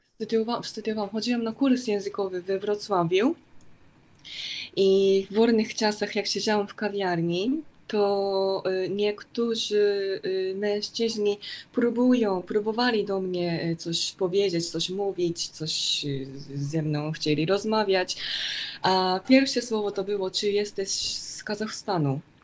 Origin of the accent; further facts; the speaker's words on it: Hokkaido, Japan; Polish is a second language; now in Tokyo, Japan; bo ja pochodzę z Hokkaido